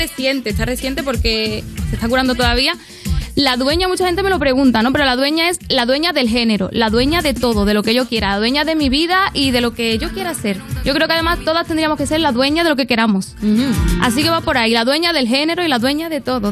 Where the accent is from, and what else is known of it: Andalusia, Spain